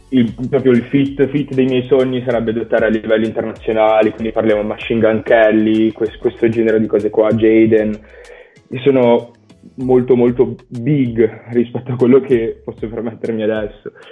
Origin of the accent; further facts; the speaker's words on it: Valenza, Piedmont, Italy; Di Valencia, in provincia di Alessandria.